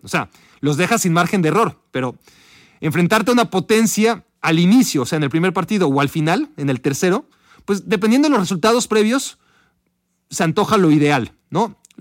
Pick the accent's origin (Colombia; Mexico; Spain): Mexico; para nosotros como mexicanos, la mayoría de nosotros como mexicanos